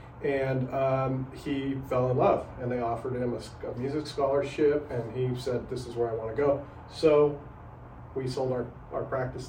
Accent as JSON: {"language": "English", "town": "Salt Lake City", "region": "Utah", "country": "United States", "tie": "born or raised there", "also_born_or_lived": "Park City, Utah", "said": "Yeah, so I grew up in Utah, grew up in Northern Utah, Salt Lake City, and then graduated from Park City, Utah in the early 90s"}